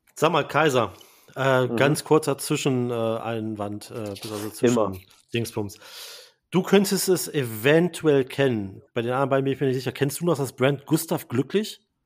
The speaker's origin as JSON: {"language": "German", "town": "Braunschweig", "region": "Lower Saxony", "country": "Germany", "tie": "born or raised there", "moved": "yes", "said": "ich habe ja mal auch im Retail gearbeitet, in äh, meiner Heimat Braunschweig"}